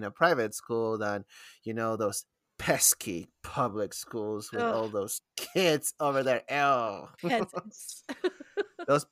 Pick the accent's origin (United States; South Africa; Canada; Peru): Peru; moved away; I'm from Peru, you know, in South America